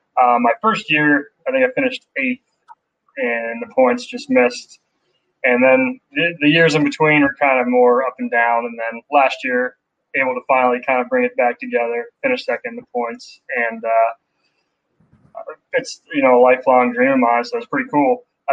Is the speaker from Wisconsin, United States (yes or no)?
no; about an hour north of Pittsburgh, Pennsylvania, United States; also born or lived in Los Angeles, California; now in Pittsburgh, United States; I grew up just about an hour north of Pittsburgh, and my wife and I have an apartment. We live on the north side of Pittsburgh now.